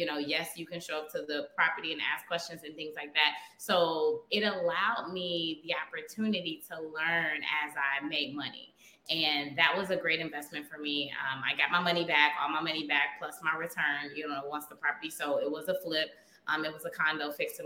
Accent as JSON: {"language": "English", "town": "Chicago", "region": "Illinois", "country": "United States", "tie": "born or raised there", "said": "I am born and raised in Chicago"}